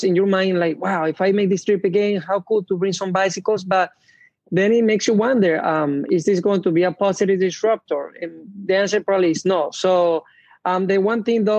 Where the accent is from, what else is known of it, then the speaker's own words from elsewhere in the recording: Venezuela; moved away; I grew up in an area where it was a mix between somewhat city